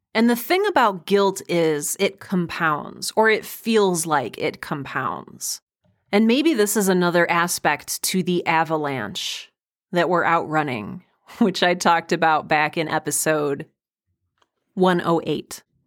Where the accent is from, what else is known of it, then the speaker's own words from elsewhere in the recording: Midwest, United States; I was raised in the Midwest